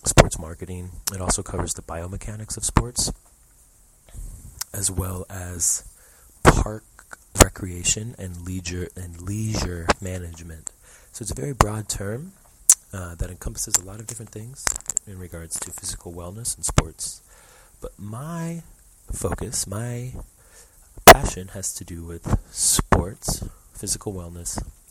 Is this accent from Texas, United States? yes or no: yes; Houston, Texas, United States; moved away as an adult; now in Illinois, United States; I grew up in Houston, Texas